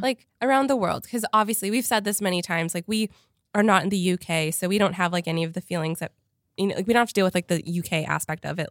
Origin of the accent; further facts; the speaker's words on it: Canada; moved away; I grew up in Canada